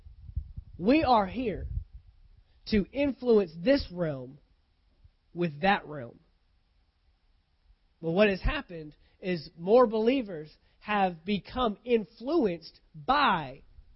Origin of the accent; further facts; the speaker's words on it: United States; an American United States citizen